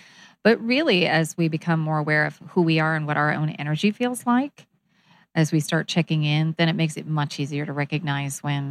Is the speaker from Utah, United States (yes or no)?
no; Kansas, United States; I grew up in Kansas.